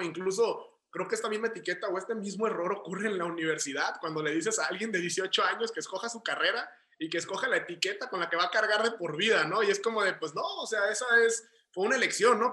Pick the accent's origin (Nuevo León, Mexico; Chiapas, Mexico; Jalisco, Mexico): Jalisco, Mexico; Guadalajara; also born or lived in Tijuana; yo he residido aquí toda mi vida, de aquí soy y aquí es donde empecé